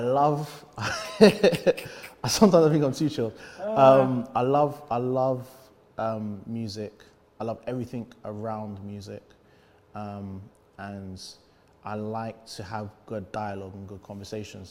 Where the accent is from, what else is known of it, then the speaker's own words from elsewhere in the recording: London, United Kingdom; I grew up in East London